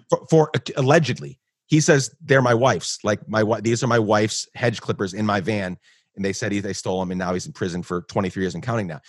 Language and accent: English; Guatemala; moved away; I grew up in Guatemala, so I, I grew up in Guatemala pre nine eleven.